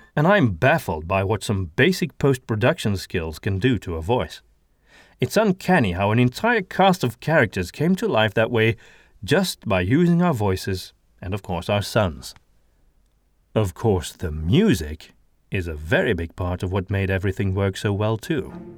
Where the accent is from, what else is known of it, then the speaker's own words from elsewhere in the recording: Antwerp, Flanders, Belgium; accent: Antwerp Flemish; English is a second language; my native accent. However, I'm from Antwerp